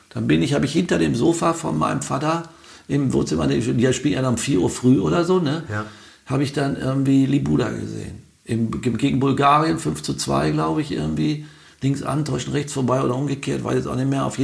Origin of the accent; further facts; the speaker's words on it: Wetter, North Rhine-Westphalia, Germany; also born or lived in Niedermarsberg; ich bin geboren in Niedermarsberg und da war er Pfarrer und äh, oder Vikar sogar, das ist die Vorstufe zum mhm. Pfarrer. Dann ist er nach Wetter gegangen, Wetter an der Ruhe.